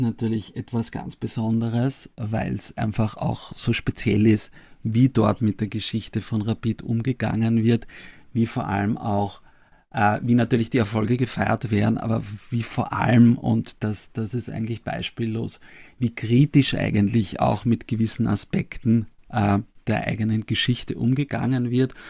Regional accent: Vienna, Austria; Ich bin in Döbling aufgewachsen, also in dem Bezirk, wo die, wo die Vienna spielt

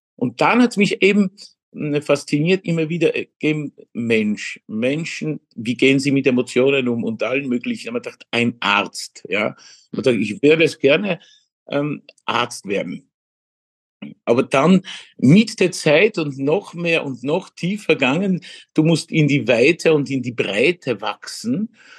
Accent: Legnica area, Lower Silesian Voivodeship, Poland; German is a second language; moved away as an adult; now in Vienna, Austria; Eigentlich ähm, meine Heimat, wo ich geboren bin, ist Niederschlesien, mhm. die Lignitz-Gegend

